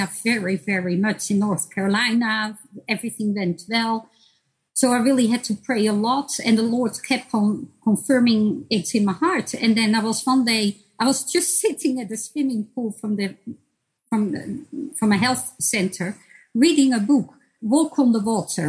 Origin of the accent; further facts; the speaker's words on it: Netherlands; moved away as an adult; also born or lived in Bosnia and Herzegovina; now in United States; when we moved from Bosnia to the Netherlands